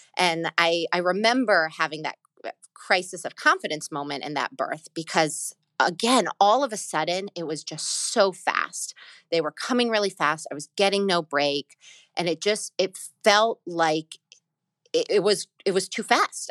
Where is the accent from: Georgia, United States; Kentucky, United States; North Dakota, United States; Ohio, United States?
Georgia, United States; Atlanta; moved away as an adult; now in New York City, United States; I was born in Atlanta, Georgia. I was born there, I grew up there, and I moved up to New York when I was eighteen for college